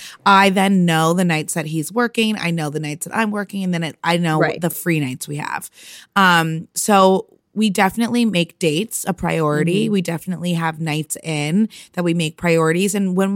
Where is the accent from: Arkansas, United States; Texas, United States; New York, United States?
New York, United States; And then I came home for the summer. I'm from New York. So I came home for a summer